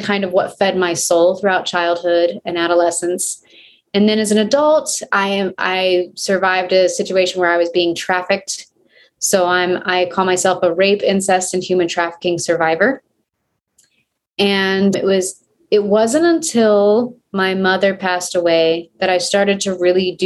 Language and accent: English; Oklahoma, United States; now in Albuquerque, United States; grew up in Oklahoma